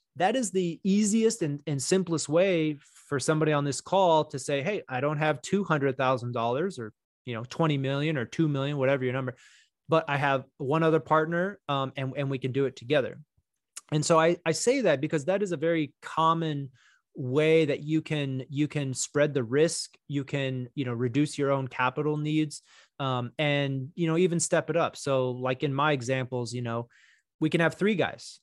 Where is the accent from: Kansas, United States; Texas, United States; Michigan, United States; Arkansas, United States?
Texas, United States; moved away as an adult; also born or lived in New York / Miami, Florida; I'm originally from Texas. You know, I grew up here.